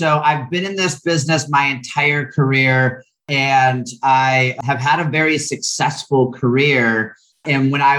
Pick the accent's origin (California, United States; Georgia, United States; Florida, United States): Florida, United States; Orlando; born or raised there; also born or lived in San Juan, Puerto Rico